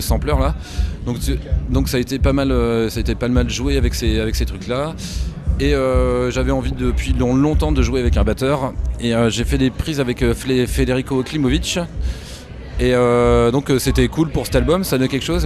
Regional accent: Normandy, France; moved away; also born or lived in Caen; je suis originaire de Normandie

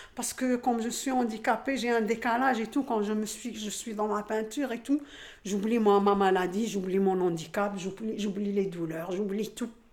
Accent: Algeria; moved away as an adult; now in La Courneuve, France; j'ai grandi en Algérie.

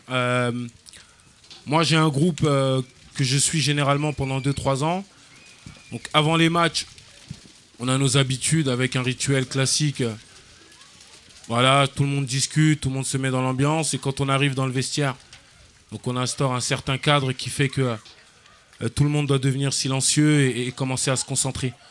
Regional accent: Clichy-sous-Bois, Île-de-France, France; also born or lived in Paris; j'ai 28 ans. Donc j'ai grandi à la Forestière je suis arrivé euh, sur Clichy-sous-Bois dans les années 94. Euh, donc, euh, je venais de Paris 18e.

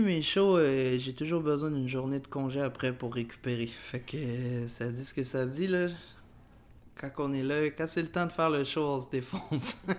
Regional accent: Quebec, Canada

